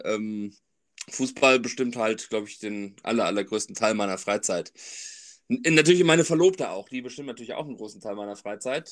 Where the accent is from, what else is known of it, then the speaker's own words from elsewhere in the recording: Sauerland, North Rhine-Westphalia, Germany; also born or lived in Bernheim; now in Frankfurt, Germany; ich komme auch aus Bernheim, also ich wohne in Bernheim, bin aber eigentlich gebürtiger Sauerländer.